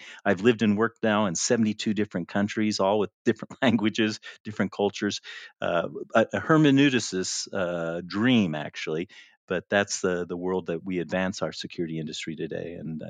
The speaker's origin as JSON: {"language": "English", "country": "Libya", "tie": "born or raised there", "said": "And I knew about the Unix because I grew up in Libya before the Six-Day War."}